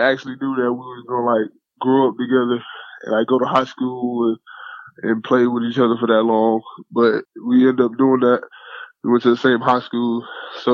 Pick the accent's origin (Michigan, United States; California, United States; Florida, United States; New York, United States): Florida, United States; Fort Lauderdale; I grew up in Fort Lauderdale, Florida, in like a little hood called Sunland Park. Spent most of my whole life there, but we moved around a couple times